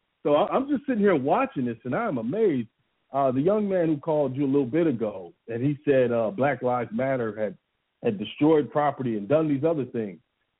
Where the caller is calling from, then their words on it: Atlanta, Georgia, United States; Yeah, this is … in Atlanta.